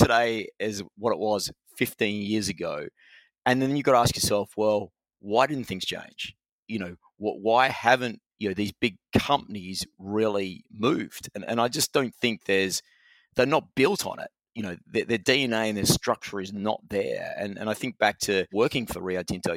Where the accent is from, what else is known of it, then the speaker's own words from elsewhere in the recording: Australia; moved away as an adult; now in United Kingdom; being an Australian coming to the UK